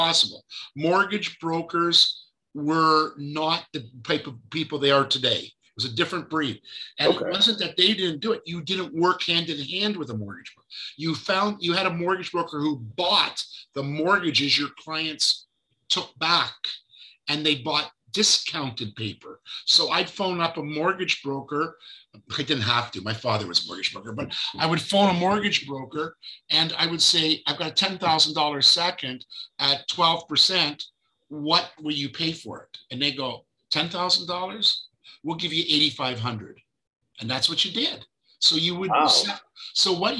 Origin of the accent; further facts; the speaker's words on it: Fergus, Ontario, Canada; also born or lived in Israel; now in Toronto, Canada; Toronto, born in Fergus, Ontario